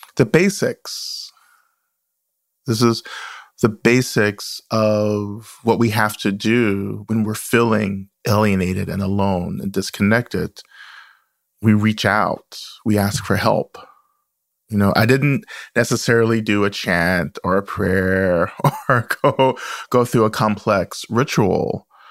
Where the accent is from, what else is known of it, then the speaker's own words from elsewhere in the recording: the South, United States; the stories and the experiences I grew up with in the South